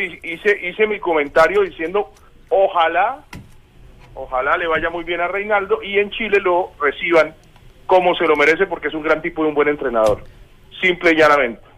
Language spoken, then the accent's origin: Spanish; Bucaramanga, Santander, Colombia; now in Buenos Aires, Argentina; Bucaramanga que, pues es mi ciudad natal